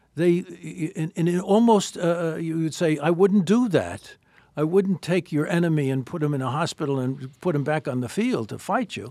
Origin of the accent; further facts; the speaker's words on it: New York, United States; I'm from New York